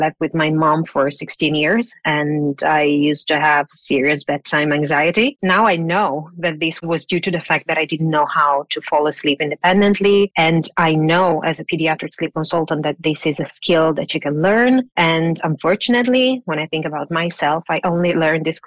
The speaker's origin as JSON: {"language": "English", "country": "Italy", "tie": "born or raised there", "moved": "yes", "said": "I was raised in Italy"}